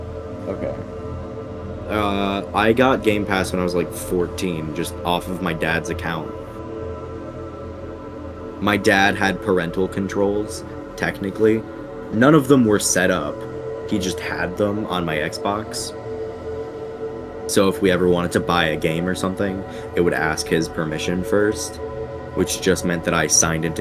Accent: England, United Kingdom; now in United States; So, I'm British, kind of. Which, that comes up every once in a while, where, like, I say a word that I don't think I've said since England.

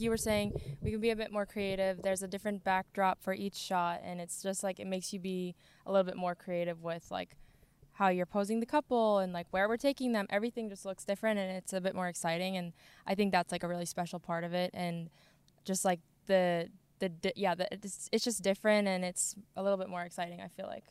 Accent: Sweden; now in Plymouth, United States; I grew up in Sweden

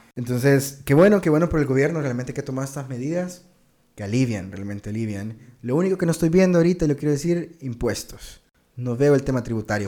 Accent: El Salvador; nuestro país

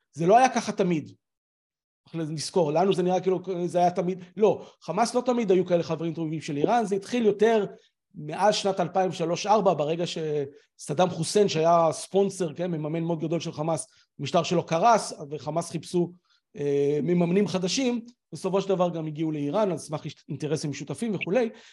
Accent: Israel; אנחנו כישראלים

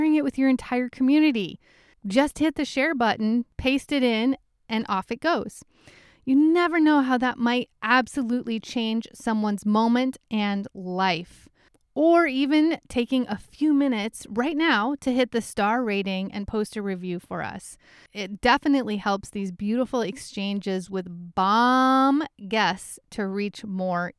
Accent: Midwest, United States; accent: Midwest; my Midwest accent

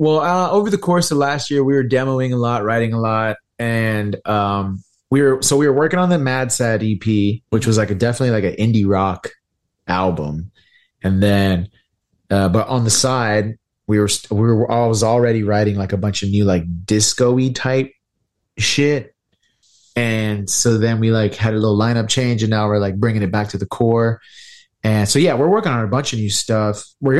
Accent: Houston, Texas, United States; I'm from Houston. Yeah. I mean, yeah, seriously, from the fucking city.

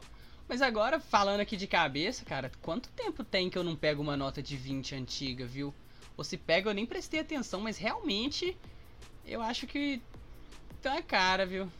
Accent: Sabará, Minas Gerais, Brazil; A minha avó é de Sabará, então eu passei a minha vida inteira em Sabará

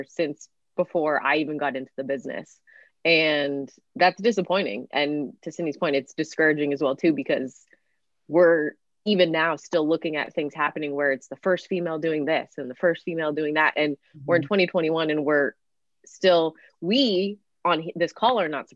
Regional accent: Canada; growing up in Canada, it's a little bit different

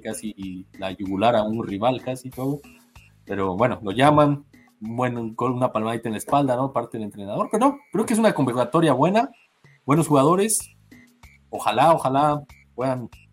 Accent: Mexico; yo siendo mexicano

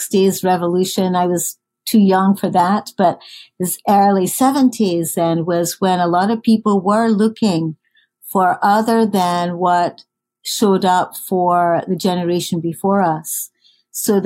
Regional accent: Scotland, United Kingdom; moved away; I grew up in Scotland

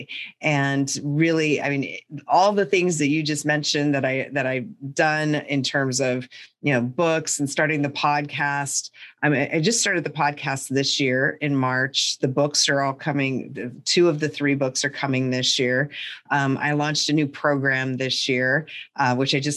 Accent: North Central Montana, United States; And I grew up in North Central Montana in the middle of nowhere, in a town of like 500 people nestled up against the Canadian border and on the prairie.

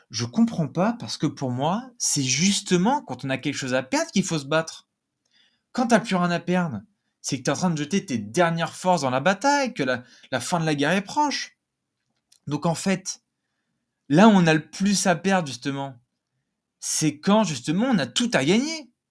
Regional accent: south of France, France; accent: Nîmes accent; moi aussi, je viens du Sud, hein, donc euh, je me moque de mon propre accent, que j'ai eu, j'ai eu l'accent nîmois à un moment.

